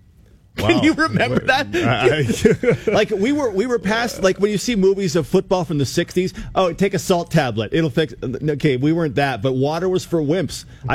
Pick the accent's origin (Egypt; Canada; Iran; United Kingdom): Canada; Well, I don't know if these guys know me. I'm Canadian. Sure, I went to Oregon.